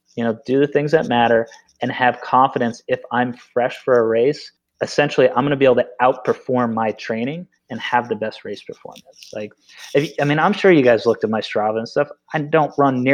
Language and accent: English; Vermont, United States; I grew up in Vermont.